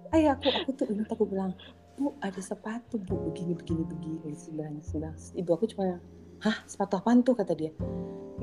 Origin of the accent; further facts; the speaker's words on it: Indonesia; also born or lived in Jakarta; aku orang Indonesia